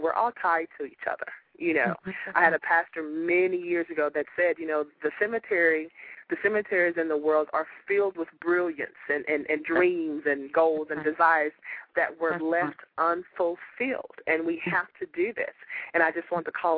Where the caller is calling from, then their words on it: Houston, Texas, United States; I'm calling from Houston, Texas